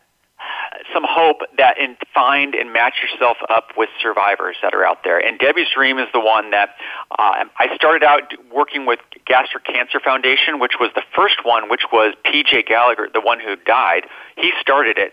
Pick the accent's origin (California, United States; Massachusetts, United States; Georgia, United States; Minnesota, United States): Minnesota, United States; moved away; I came from Minnesota